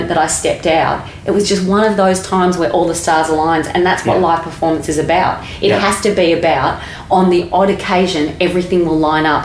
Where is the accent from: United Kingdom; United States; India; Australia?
Australia; I'm Australian and my accent